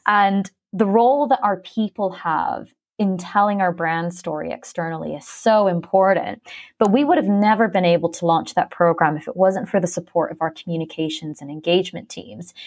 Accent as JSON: {"language": "English", "country": "Philippines", "tie": "born or raised there", "also_born_or_lived": "Canada", "moved": "yes", "lives_now": "London, United Kingdom", "said": "I was born in Canada, but I'm actually half Filipino, and I spent well over a decade growing up in the Philippines on a very small island"}